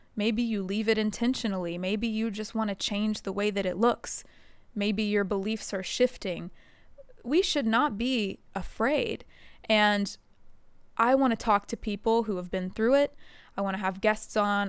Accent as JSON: {"language": "English", "region": "the Bible Belt", "country": "United States", "tie": "born or raised there", "said": "I grew up in the Bible Belt"}